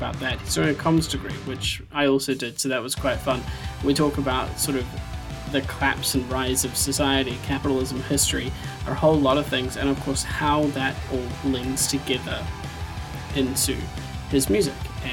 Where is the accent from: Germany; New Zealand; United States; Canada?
New Zealand; now in Scotland; I'm from New Zealand originally